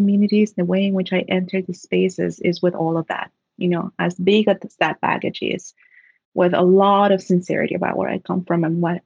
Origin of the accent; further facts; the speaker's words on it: Trenton, New Jersey, United States; I'm from Trenton, New Jersey, a city that, like many cities in the U.S., has been forgotten by the states